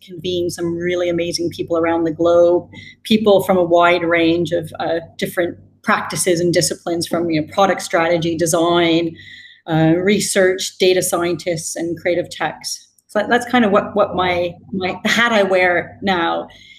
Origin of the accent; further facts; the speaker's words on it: British Columbia, Canada; also born or lived in United Kingdom; now in Singapore; Yeah, so I was born in Canada, spent my formative years there, but I think I've traveled a lot after 18 years in the UK. I think depending on who I'm with, my accent shifts. But actually now I live in Singapore.